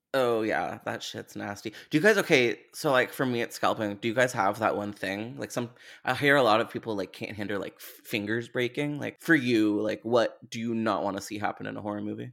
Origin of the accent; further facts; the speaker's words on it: Canada; as a Canadian